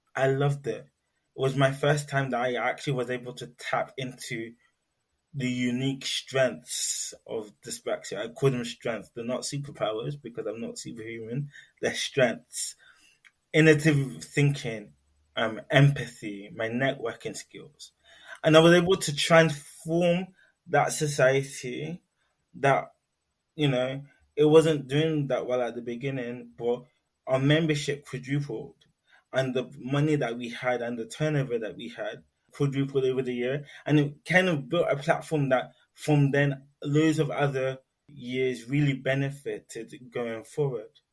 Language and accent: English; London, United Kingdom; now in Newcastle, United Kingdom; I was born in London, Greenwich Hospital to be precise